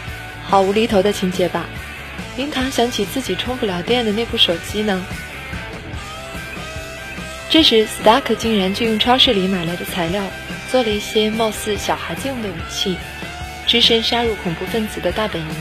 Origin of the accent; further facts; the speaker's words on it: China; 也就是我们中国人讲的“君子无异于物”。